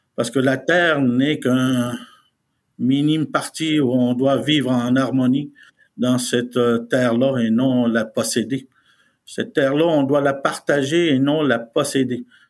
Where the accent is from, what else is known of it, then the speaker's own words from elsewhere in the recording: Côte-Nord, Quebec, Canada; first language Innu; French is a second language; on fait partie du Canada et du Québec, de la province du Québec, mais dans la région de la Côte-Nord.